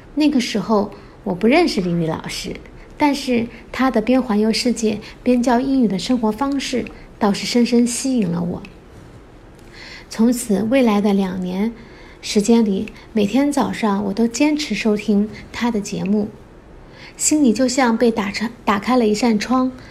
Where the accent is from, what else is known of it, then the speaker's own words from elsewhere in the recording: China; also born or lived in Guangdong; 我来自中国，现在居住在广东省，从事通信设备维护工作